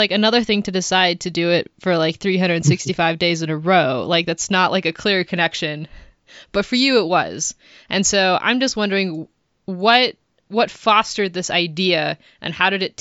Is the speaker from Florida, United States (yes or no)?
no; Southern Arizona, United States; I grew up in Southern Arizona